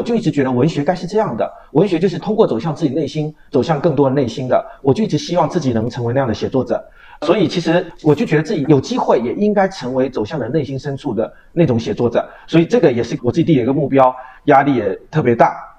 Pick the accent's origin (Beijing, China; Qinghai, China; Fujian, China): Fujian, China; Quanzhou; 就是我的家乡是闽南